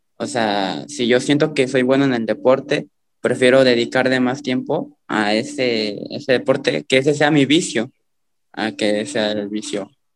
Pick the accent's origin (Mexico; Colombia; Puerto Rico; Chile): Mexico; a town near Iguala, Guerrero; hay tanto borracho aquí en mi pueblo, y más de mi edad.